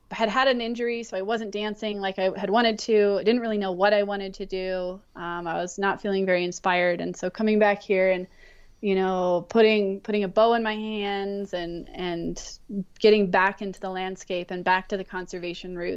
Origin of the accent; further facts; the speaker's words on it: Montana, United States; also born or lived in Wyoming / California; So I, I grew up in Montana, Wyoming, and California.